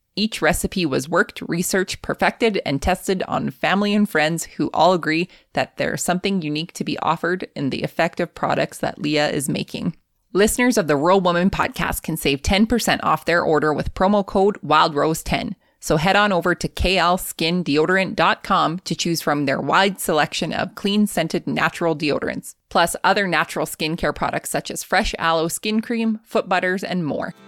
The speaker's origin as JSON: {"language": "English", "town": "Lethbridge", "region": "Alberta", "country": "Canada", "tie": "born or raised there", "said": "I grew up in Lethbridge, Alberta"}